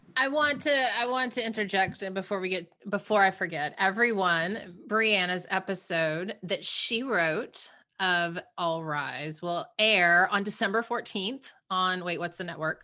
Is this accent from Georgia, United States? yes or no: yes; Savannah, Georgia, United States; growing up in the South, um, in Savannah